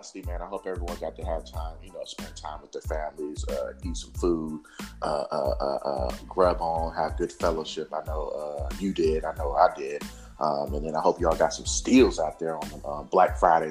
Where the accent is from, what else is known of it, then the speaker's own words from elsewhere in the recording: Oakland, California, United States; I'm originally from Oakland, California